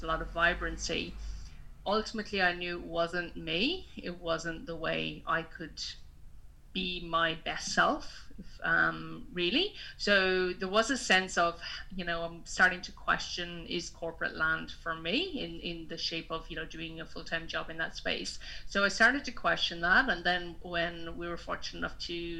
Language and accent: English; Kilkenny, Leinster, Ireland; moved away as an adult; also born or lived in regional New South Wales, Australia; now in Australia; I am originally from Kilkenny in Ireland, Southeast Ireland, and I've been living in Australia for the last 10 years.